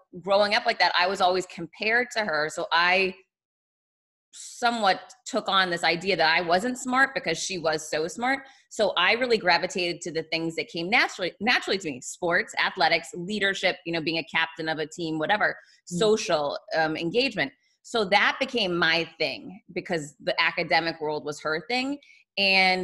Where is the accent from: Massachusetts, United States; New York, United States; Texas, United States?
Massachusetts, United States; Boston; moved away; I'm from Boston originally